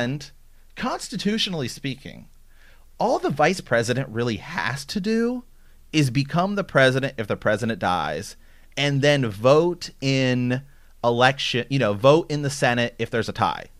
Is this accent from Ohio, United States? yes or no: yes; Ohio, United States; now in Portland, United States; I'm from Ohio